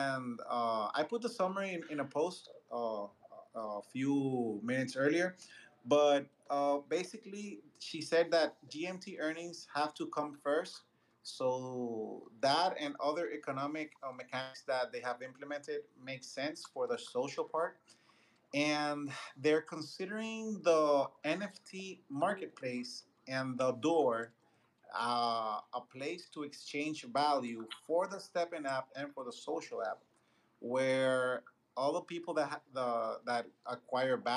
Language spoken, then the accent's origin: English; Dominican Republic; I'm Latin too. I'm from Dominican Republic